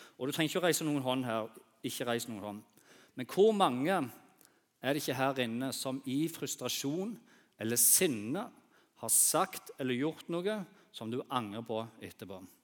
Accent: Bryne, Rogaland, Norway; jeg vokste opp eh, på Bryne

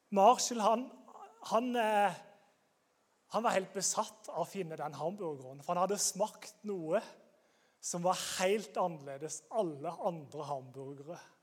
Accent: Grimstad, Agder, Norway; Jeg er fra Grimstad.

